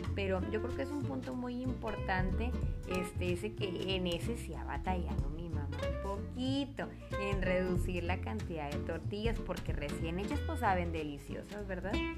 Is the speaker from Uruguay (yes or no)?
no; Mexico; Como buenas mexicanas, amamos la tortilla